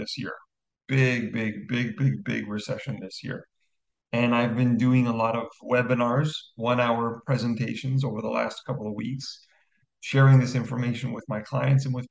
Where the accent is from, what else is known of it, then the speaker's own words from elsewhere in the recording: Canada; I'm Canadian